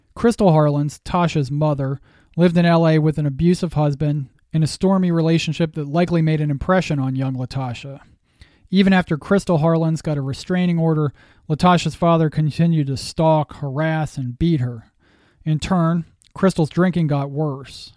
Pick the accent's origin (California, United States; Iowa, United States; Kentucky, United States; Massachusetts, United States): Massachusetts, United States; now in Pennsylvania, United States; I am a Yankee. I was born in the Northeast in Massachusetts, and now I live in Pennsylvania.